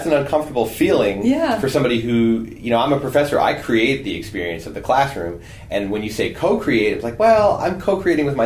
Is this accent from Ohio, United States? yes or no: no; New Jersey, United States; moved away; I grew up in New Jersey